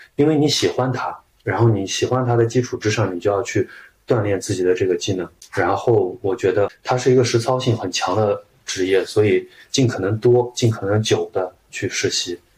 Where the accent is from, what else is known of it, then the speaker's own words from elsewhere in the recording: Shaanxi, China; now in Shanghai, China; 我是陕西人